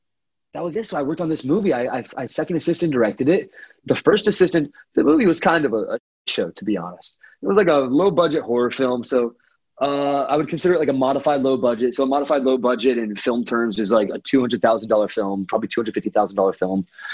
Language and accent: English; Houston, Texas, United States; And finally he mentioned something about Texas, and I was like, oh, that's cool. Like, I'm from Houston.